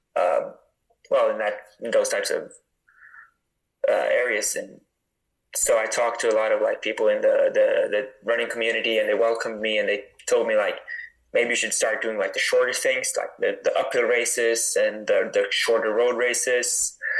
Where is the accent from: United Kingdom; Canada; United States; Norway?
Norway; Northern Norway; I grew up in like northern Norway